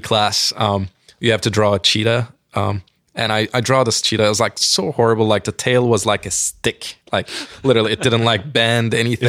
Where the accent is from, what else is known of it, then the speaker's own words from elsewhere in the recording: Turkey; English is a second language; moved away as an adult; now in United States; I'm an immigrant, obviously, like, I'm from Turkey